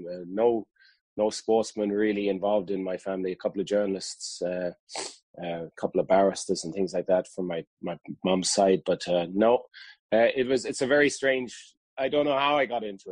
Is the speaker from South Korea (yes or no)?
no; Carlow, Leinster, Ireland; moved away as an adult; also born or lived in London / Castledermot, Kildare; now in West Cork, Ireland; my parents' house is in Carlow, and we drive up the road and we're in Kildare kind of thing. Right on the borders of both of the counties. But I was born in London and brought back over here in 74. So we based ourselves in Carlow.